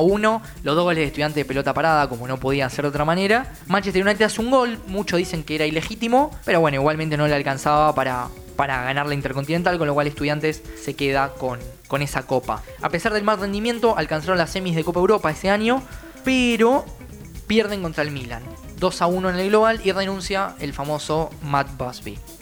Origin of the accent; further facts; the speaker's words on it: Argentina; nosotros como argentinos